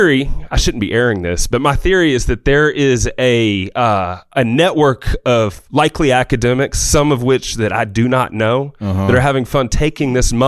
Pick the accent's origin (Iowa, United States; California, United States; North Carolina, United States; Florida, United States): North Carolina, United States; Charlotte; I grew up in Charlotte, North Carolina, which is arguably the home of NASCAR